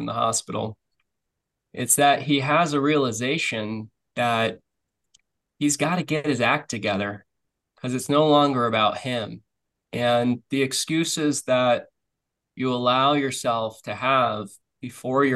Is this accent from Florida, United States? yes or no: yes; Florida, United States; now in Nosara, Costa Rica; I grew up in Florida